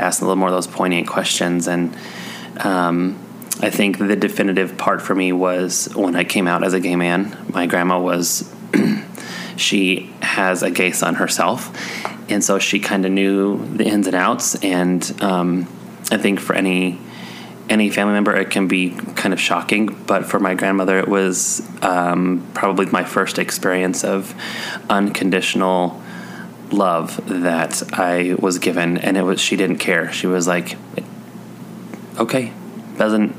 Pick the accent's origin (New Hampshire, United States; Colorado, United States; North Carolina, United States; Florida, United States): Colorado, United States; also born or lived in Missouri; I was born in Missouri and I moved to Colorado when I was 2